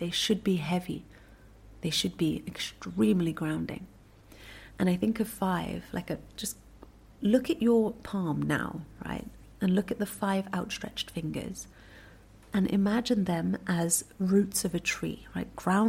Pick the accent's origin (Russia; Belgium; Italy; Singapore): Singapore; born there; Where was I born? I was born in Singapore.